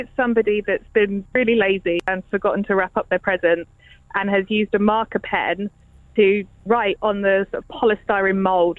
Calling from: Manningtree, East of England, United Kingdom; I'm calling from Manningtree.

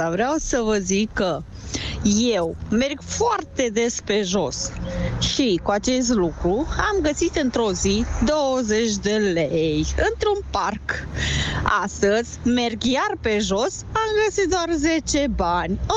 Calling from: Ploiești, Prahova, Romania; Foarte bună dimineața … de la Ploiești.

